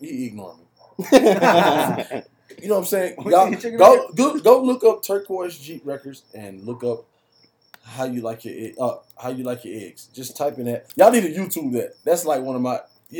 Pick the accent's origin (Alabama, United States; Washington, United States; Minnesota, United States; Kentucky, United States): Alabama, United States; Mobile; My hometown, Mobile, Alabama.